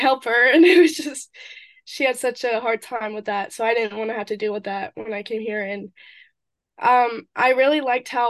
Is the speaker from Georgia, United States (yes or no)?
yes; Jefferson, Georgia, United States; moved away as an adult; now in Brunswick, United States; I grew up in Jefferson, which is a really small town